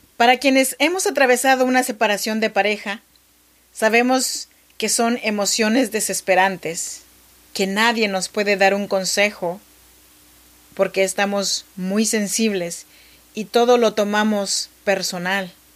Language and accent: Spanish; Chinantec region, Oaxaca, Mexico; now in Sacramento, United States; Yo soy mexicana, oaxaqueña, de la región chinanteca.